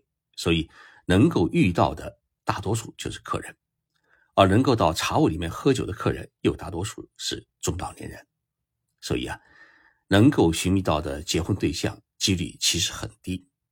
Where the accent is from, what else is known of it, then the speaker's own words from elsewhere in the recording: China; 是我们中国人